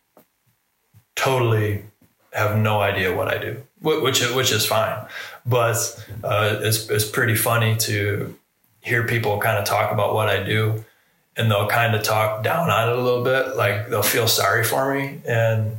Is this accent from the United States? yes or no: yes; Michigan, United States; moved away as an adult; now in Ohio, United States; I'm from Michigan